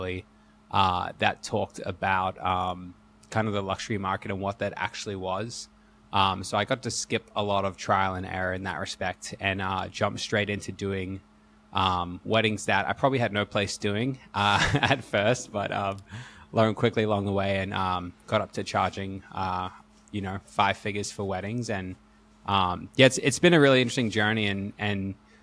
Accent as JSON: {"language": "English", "country": "Australia", "also_born_or_lived": "Hawaii", "said": "I'm an Aussie, so slowly, hopefully, you'll hear a bit of my accent."}